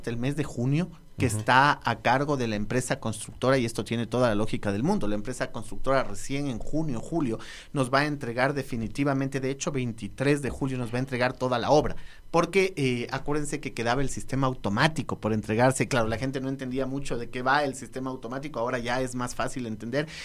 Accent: Ecuador; es un bien que nos ha costado 2.108 millones como ecuatorianos

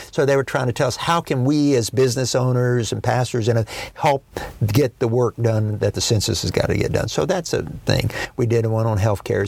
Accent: Dallas, Texas, United States; also born or lived in small town northeast of Denton, Texas; now in Tyler, United States; I was raised in Dallas, uh, in North Dallas

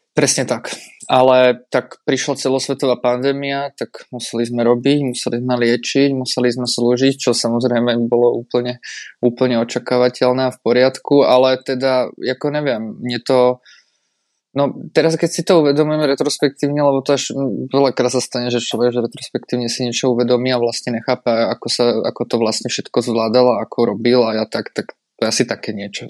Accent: Bratislava, Bratislava Region, Slovakia; moved away as an adult; now in České Budějovice, Czechia; som z Bratislavy

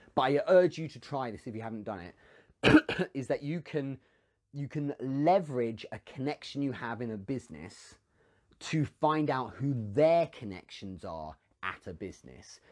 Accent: England, United Kingdom; I'm English

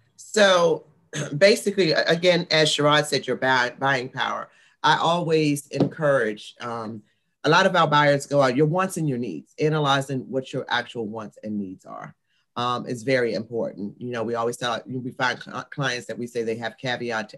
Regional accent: Washington, District of Columbia, United States; I'm a Washingtonian. So I was born and raised in the Washington, D.C. area

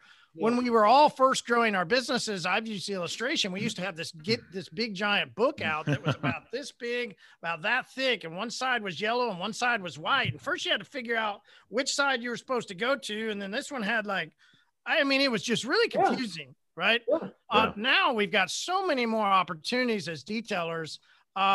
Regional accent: Oklahoma, United States; Remember, I'm from Oklahoma. We just got the internet pre-corona, last year, man.

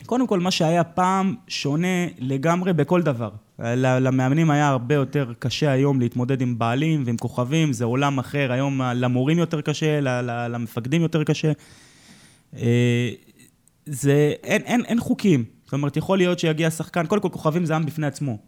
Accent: Jerusalem, Jerusalem District, Israel; אני גדלתי כירושלמי

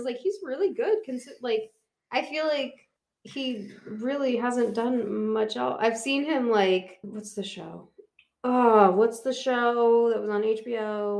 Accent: Pennsylvania, United States; I'm from Pennsylvania.

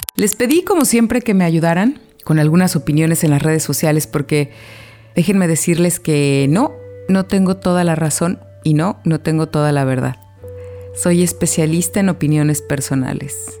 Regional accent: Guadalajara, Jalisco, Mexico; moved away as an adult; also born or lived in Mexico City; como tapatía, como alguien de Guadalajara que estudió con las siervas de Jesús sacramentado

